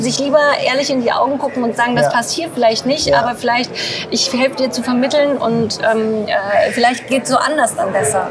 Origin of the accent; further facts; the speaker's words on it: Ostwestfalen-Lippe, North Rhine-Westphalia, Germany; also born or lived in England; ich bin in Ostwestfalen-Lippe groß geworden